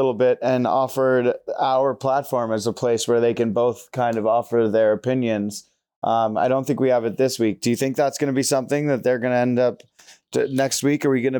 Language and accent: English; New York, United States; It sucks being born New Yorker growing up in actual cold weather, walking out in 55 and being like, oh my God, this is freezing.